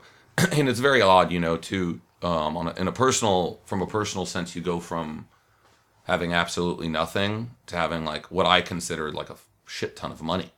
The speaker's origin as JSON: {"language": "English", "town": "Los Angeles", "region": "California", "country": "United States", "tie": "born or raised there", "said": "I'm from Los Angeles, from Hollywood."}